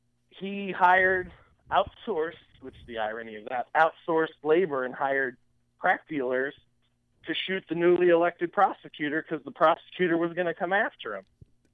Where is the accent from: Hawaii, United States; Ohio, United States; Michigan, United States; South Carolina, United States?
Ohio, United States; Warren; I'm commuting from Warren, living at home, working jobs.